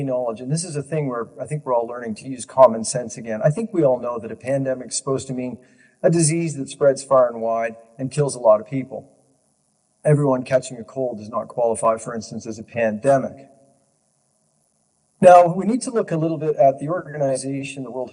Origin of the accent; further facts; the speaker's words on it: Ontario, Canada; I'm Canadian born, and I've lived in Ontario my entire life